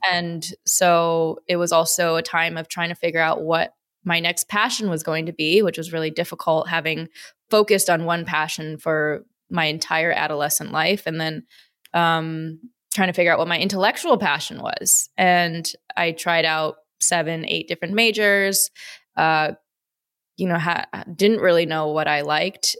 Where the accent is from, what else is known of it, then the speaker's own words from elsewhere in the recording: Midwest, United States; also born or lived in Chicago, Illinois; So I was born in Wisconsin. I grew up in, between Wisconsin and, and Chicago